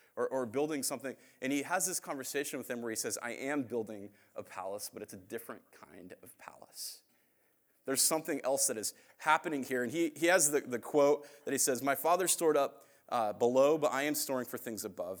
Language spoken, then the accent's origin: English; Phoenix, Arizona, United States; also born or lived in Indiana; I'm from Phoenix